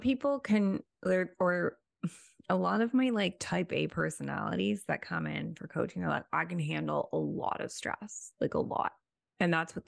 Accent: Toronto, Ontario, Canada; We're from Toronto

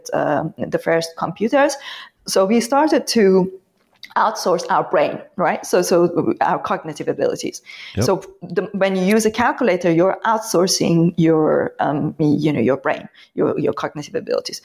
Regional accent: Iran; moved away; I come from Iran

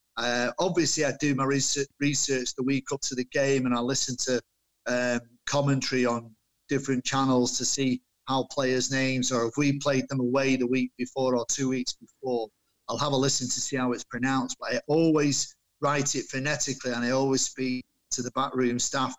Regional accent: Manchester, North West England, United Kingdom; my parents came over here uh, and had me when in Manchester when they came over from Ireland

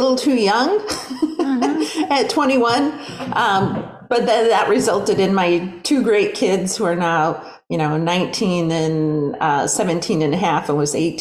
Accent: Green Bay, Wisconsin, United States; now in Oklahoma, United States; I grew up in Green Bay, Wisconsin

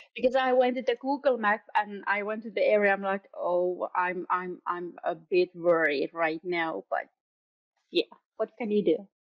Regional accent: around Helsinki, Uusimaa, Finland; when I was a child, we lived in, in South Finland, around Helsinki, Järvenpää, Kerava, all these kind of places.

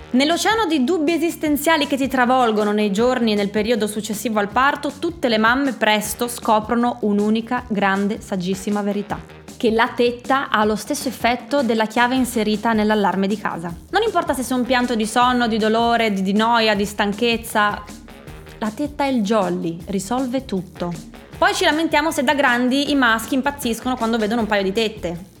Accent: Friuli-Venezia Giulia, Italy; sono friulana, per noi friulani

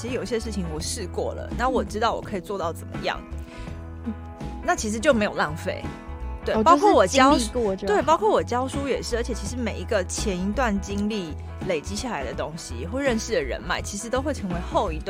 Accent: Taipei, Taiwan; moved away as an adult; also born or lived in Miaoli; now in Hualien, Taiwan; 我是台北人。哦，我去苗栗工作，

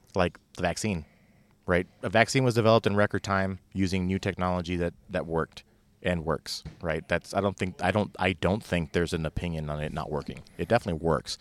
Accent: California, United States; I didn't even wanna say I was from California, but, but I said, "Yeah, we're from, uh, you know, we're from California,"

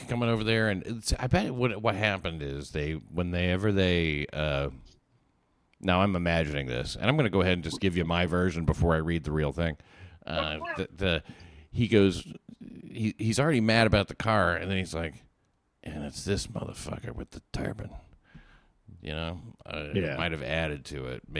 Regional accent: Chattanooga, Tennessee, United States; I'm some comic from Chattanooga

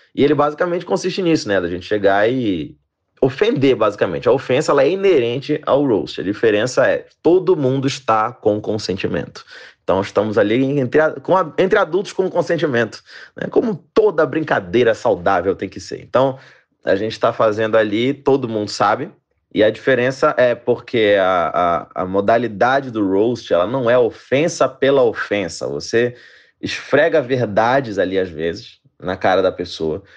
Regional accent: Belém, Pará, Brazil; moved away; saí lá de Belém do Pará e agora faço comédia stand-up pelo Brasil afora

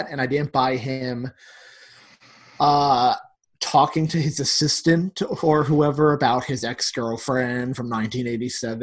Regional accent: New York City, New York, United States; as a New Yorker

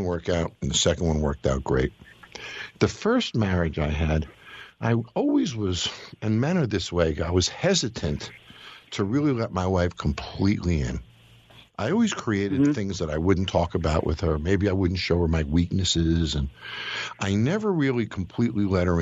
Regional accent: Scarsdale, New York, United States; I'm from Scarsdale, so I'm not from far from you

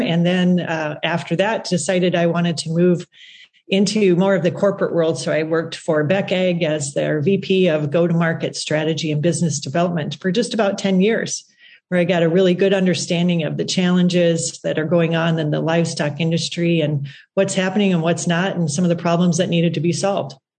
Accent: South Dakota, United States; I come from South Dakota, so kind of the middle of agriculture, right? And uh, grew up there

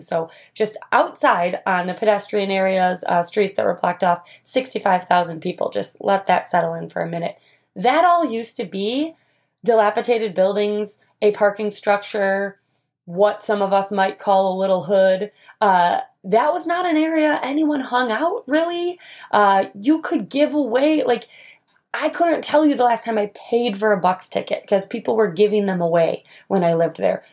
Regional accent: Lake Geneva, Wisconsin, United States; moved away as an adult; also born or lived in Milwaukee, Wisconsin; I grew up in Lake Geneva, Wisconsin

